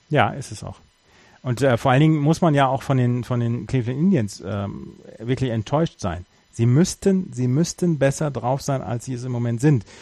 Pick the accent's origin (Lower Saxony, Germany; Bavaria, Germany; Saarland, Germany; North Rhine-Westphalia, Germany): North Rhine-Westphalia, Germany; born or raised there